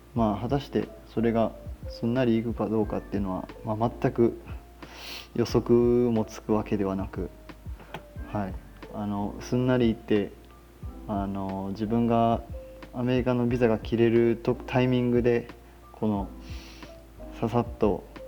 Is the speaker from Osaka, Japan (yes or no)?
yes; Osaka, Japan; moved away as an adult; also born or lived in Okinawa / Sweden; now in Texas, United States; 生まれは、えっ、ー、と天下の台所大阪生まれでしてえーと、大学までの18年間は、まあ、大阪在住